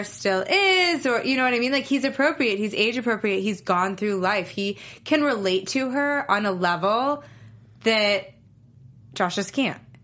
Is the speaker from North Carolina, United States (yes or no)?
no; New York, United States; I grew up in New York, so I used to go camping a lot